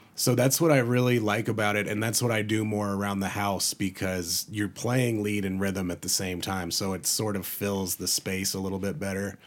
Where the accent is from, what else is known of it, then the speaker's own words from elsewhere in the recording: North Carolina, United States; now in Colorado, United States; I grew up in, out in North Carolina.